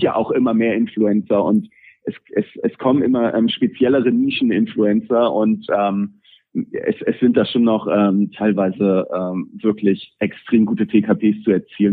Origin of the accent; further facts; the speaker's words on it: Pinneberg, Schleswig-Holstein, Germany; für Pinneberger, ähm, was, was meine Heimatstadt ist